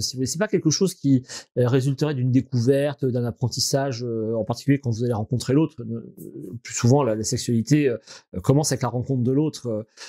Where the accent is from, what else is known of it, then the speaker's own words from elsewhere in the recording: Verdun, Grand Est, France; j'ai grandi à Verdun, donc un des lieux symboliques de la guerre de, de 14. J'ai grandi au milieu des tombes